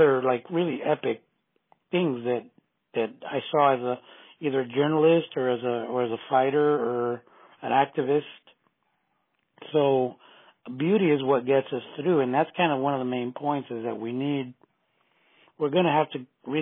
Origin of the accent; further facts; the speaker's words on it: San Francisco, California, United States; I grew up on Folsom Street